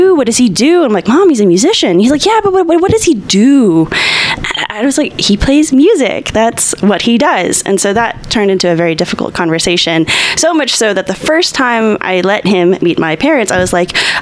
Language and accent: English; Baton Rouge, Louisiana, United States; moved away as an adult; now in Austin, United States; I'm from Louisiana